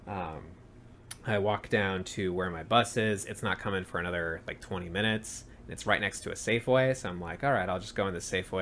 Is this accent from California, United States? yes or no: yes; San Francisco, California, United States; we're both from San Francisco